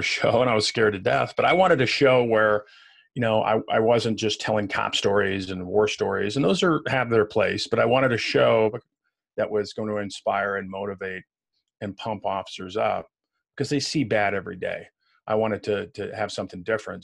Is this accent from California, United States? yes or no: no; Waukegan, Illinois, United States; moved away; I was born in Waukegan, which is just outside of Chicago